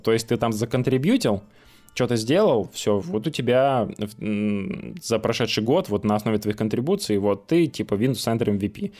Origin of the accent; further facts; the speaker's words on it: Nyagan, Khanty-Mansi Autonomous Okrug, Russia; moved away; я из Нягань